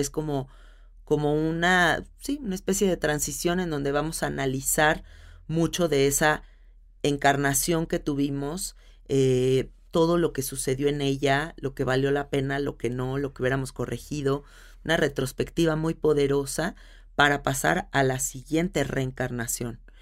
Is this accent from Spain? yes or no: no; Mexico City, Mexico; una película que es tan de donde yo soy